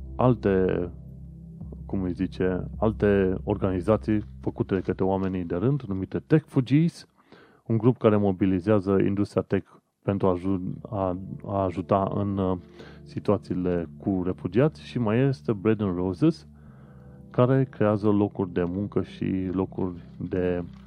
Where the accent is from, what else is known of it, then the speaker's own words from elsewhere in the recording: Romania; moved away as an adult; now in United Kingdom; am plecat din România